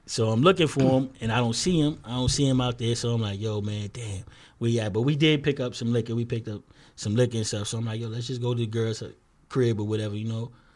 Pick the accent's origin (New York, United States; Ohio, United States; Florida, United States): New York, United States; New York City; we from two twenty-four from Bronxwood